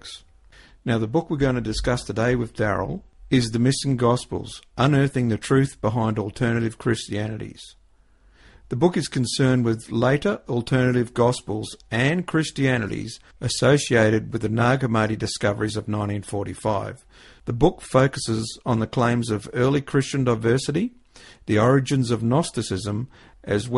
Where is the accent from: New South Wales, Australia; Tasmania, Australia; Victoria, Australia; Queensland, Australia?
Queensland, Australia; being a Queenslander